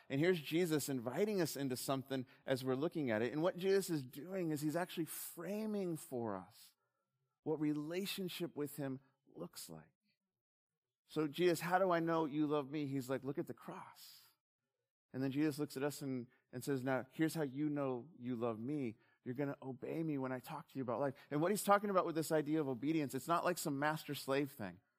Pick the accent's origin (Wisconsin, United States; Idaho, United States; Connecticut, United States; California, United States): California, United States; Southern; growing up in SoCal